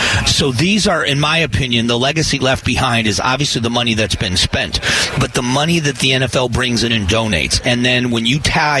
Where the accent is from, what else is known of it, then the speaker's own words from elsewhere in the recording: Southwest Florida, United States; now in Arizona, United States; I grew up in Southwest Florida